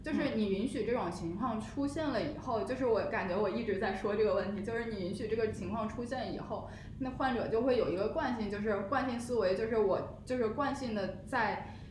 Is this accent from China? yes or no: yes; Beijing, China; 我自己作为北京人其实是有就是家庭医生的